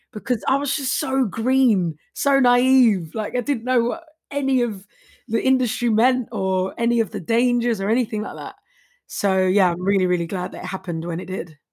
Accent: London, United Kingdom; I'm from Walthamstow, East Seventeen.

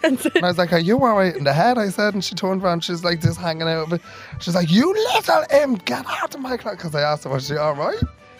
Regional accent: Ireland; Oh, I love that we're Irish since we're out of the womb.

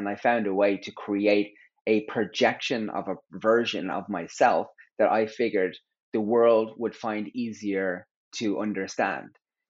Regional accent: Terenure, County Dublin, Ireland; I grew up in Terranure, and on my road was the whole world.

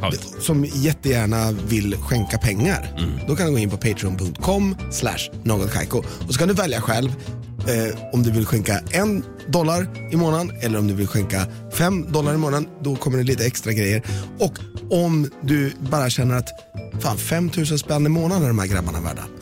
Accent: Malmö, Skåne, Sweden; Vi är från Malmö

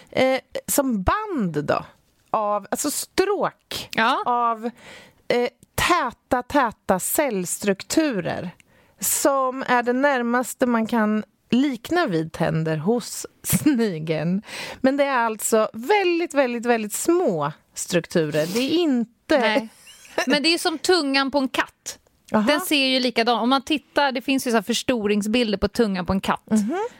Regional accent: Vaasa, Ostrobothnia, Finland; Du ser Jag är från Vasa.

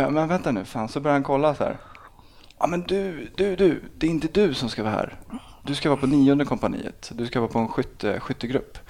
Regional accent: Botkyrka, Stockholm County, Sweden; also born or lived in Salem; Jag är uppvuxen i, i Botkyrka i Alby eh, fram till jag var 12 och sen en annan förort då, som heter Salem

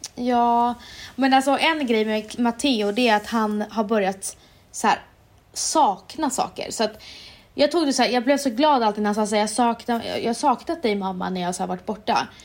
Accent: Umeå, Västerbotten County, Sweden; när jag var liten i Umeå.

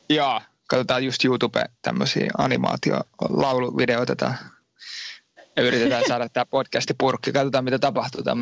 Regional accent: Finland; moved away as an adult; now in France; Mä oon Suomesta lähtenyt joo ja tota, tämän, tämmönen, me läht, lähti tänne opiskelemaan

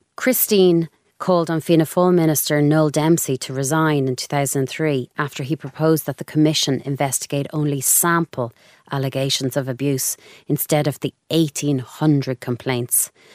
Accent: Dublin, Leinster, Ireland; I'm from Clontarf, very normal childhood

